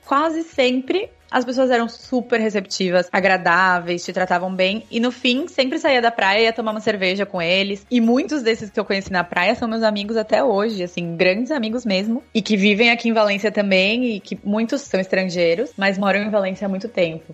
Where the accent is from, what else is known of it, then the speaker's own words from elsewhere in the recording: São Paulo, Brazil; moved away as an adult; now in Spain; Eu sou de São Paulo, de sempre, assim, cresci, nasci em São Paulo